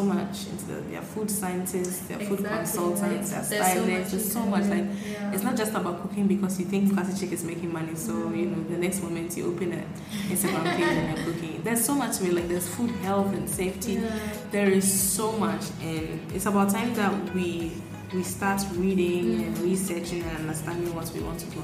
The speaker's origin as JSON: {"language": "English", "area": "Medina and Adenta", "region": "Greater Accra", "country": "Ghana", "tie": "born or raised there", "said": "I grew up at between Medina and Adenta."}